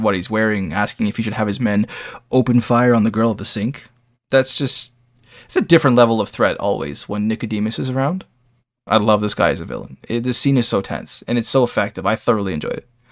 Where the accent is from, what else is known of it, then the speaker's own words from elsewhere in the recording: Canada; I'm a Canadian. I have a lot of East Coast influence